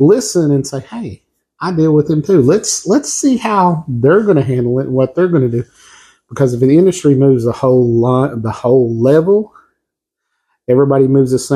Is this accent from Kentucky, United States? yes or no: yes; Somerset, Kentucky, United States; we are from Somerset, Kentucky